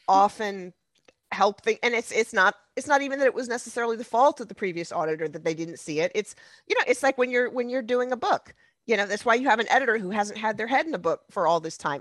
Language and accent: English; United States